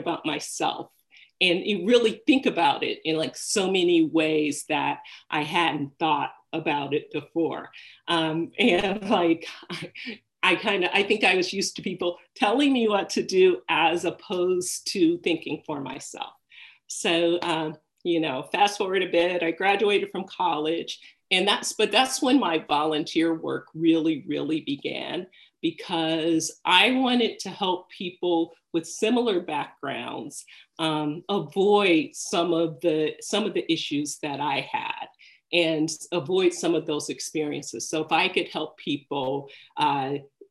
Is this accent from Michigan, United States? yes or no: yes; Detroit, Michigan, United States; I grew up in Detroit